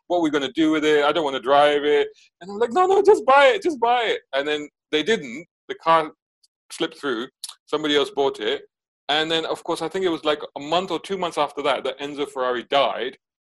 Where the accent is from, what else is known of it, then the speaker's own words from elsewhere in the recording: Saudi Arabia; So when we were back in Saudi, so I grew up in Saudi in the 80s. My dad worked out there.